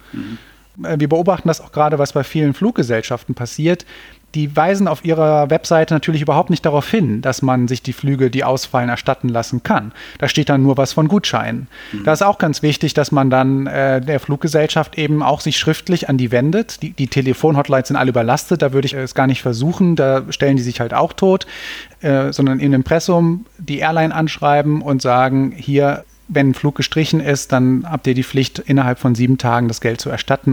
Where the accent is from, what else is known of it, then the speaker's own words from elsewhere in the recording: Cologne, North Rhine-Westphalia, Germany; ich komme ja aus Köln, da gibt's diesen schönen Spruch, man kennt sich, man hilft sich